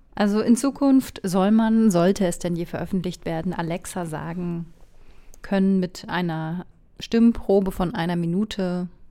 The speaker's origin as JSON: {"language": "German", "region": "North Rhine-Westphalia", "country": "Germany", "tie": "born or raised there", "said": "meine Heimat Ostwestfalen"}